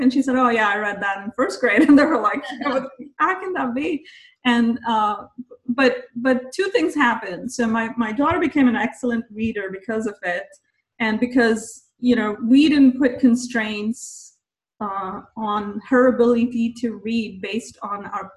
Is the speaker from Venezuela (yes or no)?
no; India; moved away as an adult; now in United States; I grew up in India